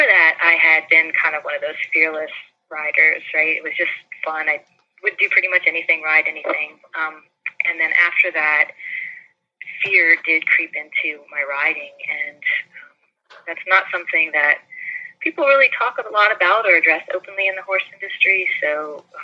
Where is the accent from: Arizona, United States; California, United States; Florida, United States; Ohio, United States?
Florida, United States; St. Petersburg; moved away as an adult; also born or lived in North Carolina; I grew up in mostly in St. Petersburg, Florida